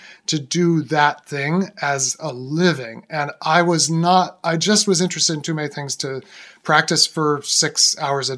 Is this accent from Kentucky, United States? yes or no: no; Boston, Massachusetts, United States; moved away as an adult; also born or lived in Syracuse, New York; now in Philadelphia, United States; We ended up in Boston. That's where I came of age, and now I live in Philadelphia